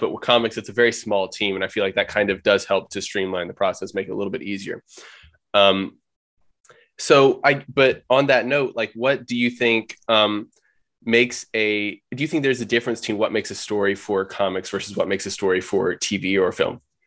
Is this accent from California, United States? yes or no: no; Oklahoma, United States; I'm from Oklahoma.